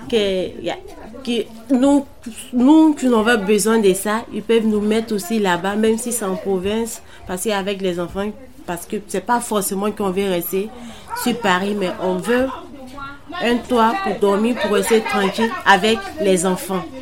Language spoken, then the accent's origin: French; Côte d’Ivoire; now in Montreuil, France; je suis ivoirienne.